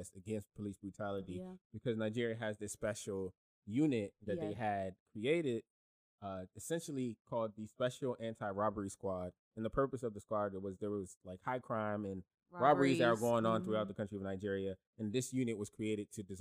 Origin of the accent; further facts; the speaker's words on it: Haiti; I'm from Haiti